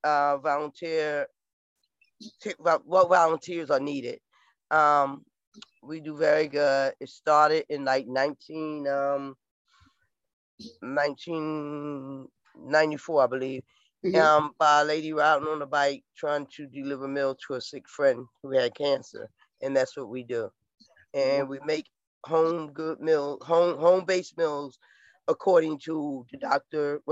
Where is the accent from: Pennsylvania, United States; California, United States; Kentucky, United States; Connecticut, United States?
Pennsylvania, United States; Philadelphia; also born or lived in Staten Island, New York; now in New York, United States; I was actually born in Staten Island. I call Philadelphia my home, and I'm in New York now